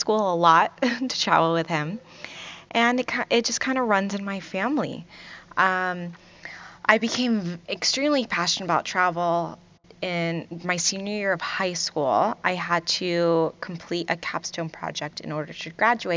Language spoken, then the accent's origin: English; Virginia Beach, Virginia, United States; also born or lived in Kuwait; I grew up in Virginia Beach, Virginia, and originally I'm from Kuwait